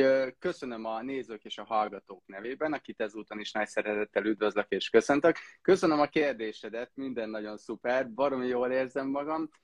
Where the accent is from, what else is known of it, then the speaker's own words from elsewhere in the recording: Heves, Hungary; én meg Heves megyei vagyok